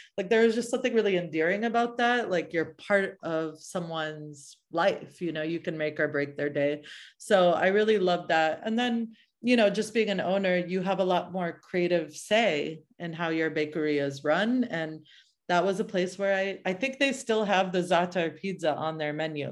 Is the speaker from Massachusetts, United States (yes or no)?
yes; suburb outside of Boston, New England, Massachusetts, United States; moved away as an adult; also born or lived in Oakland, California / San Francisco, California; now in California, United States; my parents sort of settled in a very little suburb outside of, uh, Boston. And I grew up in New England and lived that kind of suburban New England life